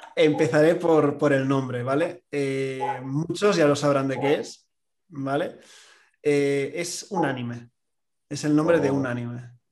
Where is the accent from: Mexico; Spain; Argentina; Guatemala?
Spain; Catalonia; como buen catalán